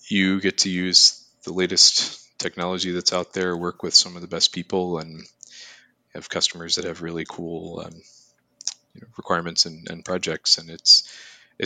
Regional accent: Roanoke, Virginia, United States; I'm from the Roanoke area

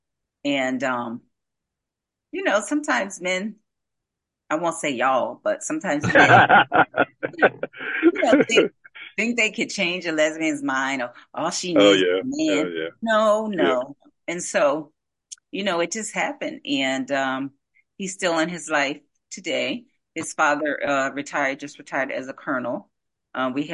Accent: Asbury Park, New Jersey, United States; I'm from Asbury Park, New Jersey, and we grew up in the village, the projects

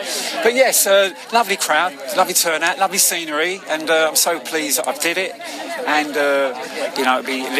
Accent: United Kingdom; Bit too hot for me, for my life, for being a Brit

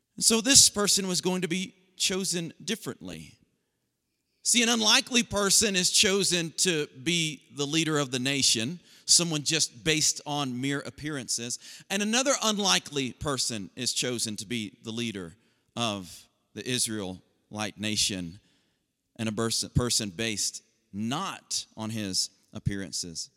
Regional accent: the South, United States; I'm from the South

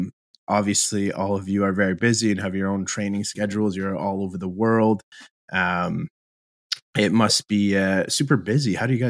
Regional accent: Ottawa, Ontario, Canada; I was raised in Ottawa.

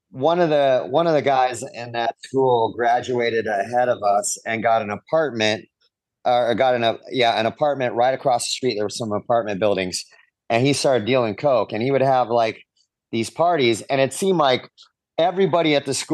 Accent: Orange County, California, United States; I grew up in Orange County, California

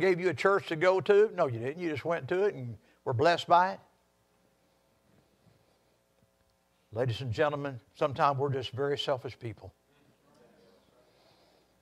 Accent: Texas, United States; I'm a Texan.

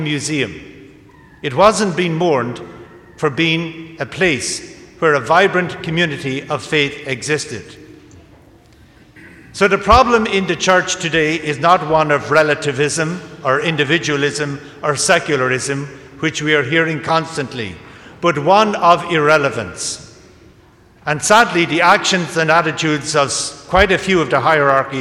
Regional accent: County Kildare, Leinster, Ireland; I was ordained in my hometown in County Kildare.

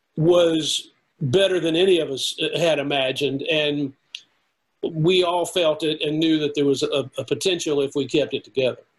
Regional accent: the South, United States; I'm from the South.

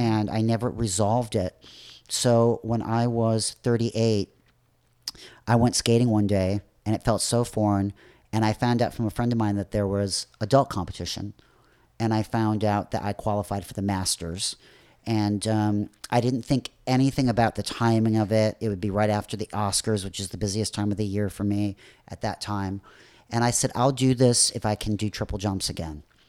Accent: Northbrook, Illinois, United States; moved away; I'm originally from Chicago, from the north shore of Chicago.

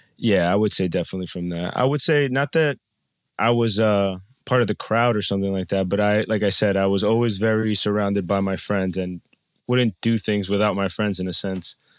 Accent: New Jersey, United States; also born or lived in Colombia; I'm from New Jersey, and I'm a traveler

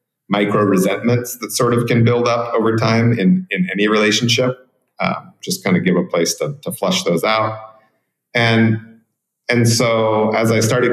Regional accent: Portland, Oregon, United States; moved away as an adult; now in Guanacaste, Costa Rica; I come from Cascadia, which is Portland, Oregon, where I was born and raised. And I now live in Guanacaste on the west coast of Costa Rica

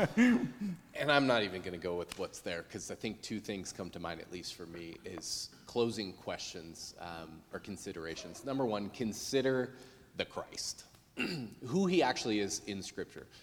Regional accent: United States; I'm American

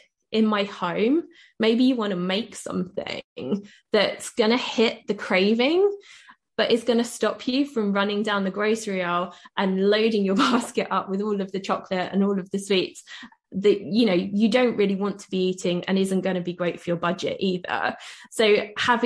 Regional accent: United Kingdom; I'm British

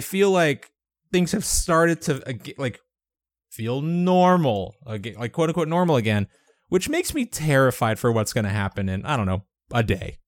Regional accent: Georgia, United States; my home state, my, my lovely home state of Georgia

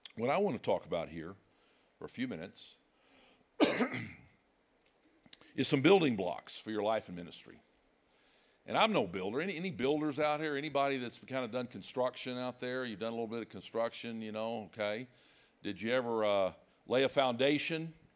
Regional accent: Dallas, Texas, United States; moved away as an adult; now in Fayetteville, United States; I grew up in Dallas, but, uh, we've been spending our adult life, it seems like, in Arkansas

